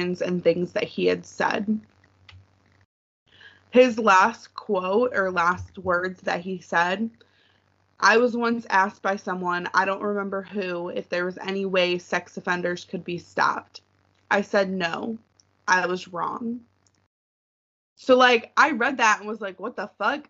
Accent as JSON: {"language": "English", "town": "Detroit", "region": "Michigan", "country": "United States", "tie": "born or raised there", "said": "where I grew up in Metro Detroit"}